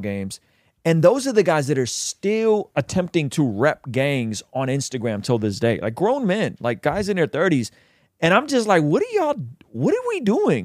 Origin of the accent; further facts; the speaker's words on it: San Diego, California, United States; I grew up in in the City Heights, North Park area